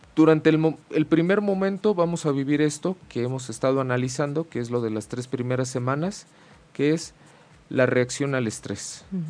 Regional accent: Mexico; como decimos mucho aquí en México, ¿no? de manera cultural, pues, pues como buen macho mexicano y hembra mexicana

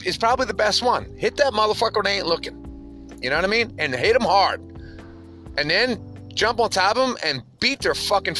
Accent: New Jersey, United States; moved away; also born or lived in Midwest / West Coast; growing up in South Jersey

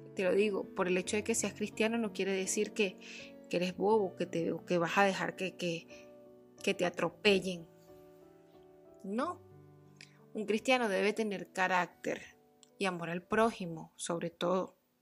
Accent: Barquisimeto, Lara, Venezuela; Nací en Barquisimeto, Venezuela

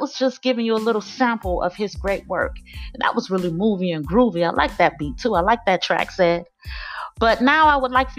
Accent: Miami, Florida, United States; my hometown

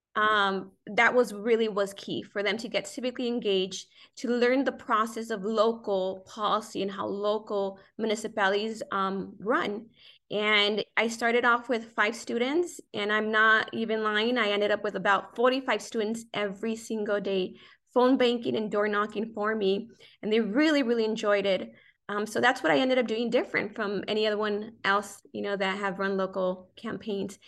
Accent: South Gate, California, United States; Grew up in Southeast Los Angeles, Southgate, a vibrant community

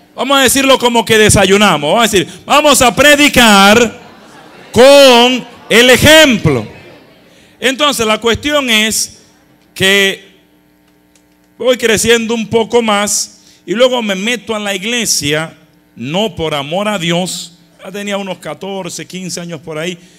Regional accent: Dominican Republic; now in Passaic, United States; yo nací en República Dominicana, vivíamos frente a frente a nuestra parroquia

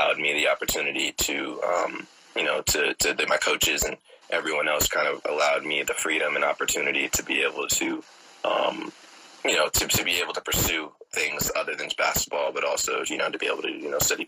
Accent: Oakland, California, United States; born and raised in the Bay Area, Oakland in particular

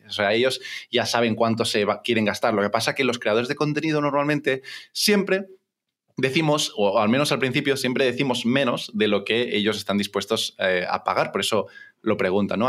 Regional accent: Barcelona, Catalonia, Spain; tengo 29 años, soy de Barcelona

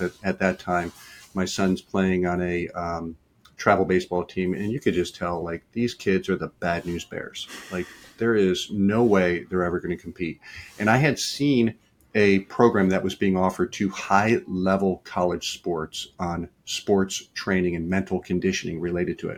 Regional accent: Detroit, Michigan, United States; now in Richmond, United States; I grew up in Detroit.

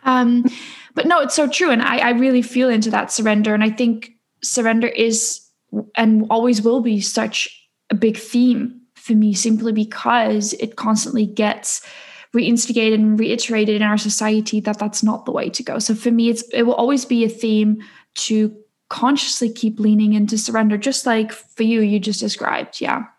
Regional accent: Netherlands; I am born and raised in the Netherlands

